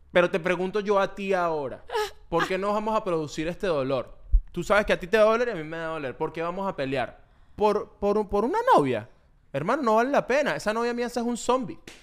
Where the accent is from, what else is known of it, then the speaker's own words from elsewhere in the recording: Valles del Tuy, Miranda, Venezuela; now in United States; Yo vengo a los Valles del Tuy